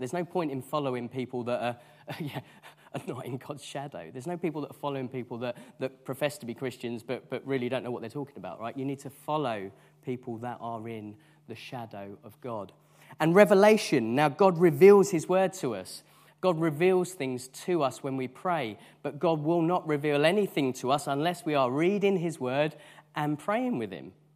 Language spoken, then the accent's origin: English; United Kingdom; because we are British